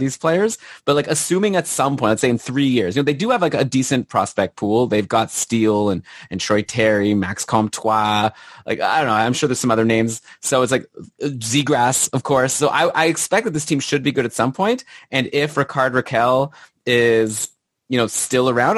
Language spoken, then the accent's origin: English; Canada; as a Canadian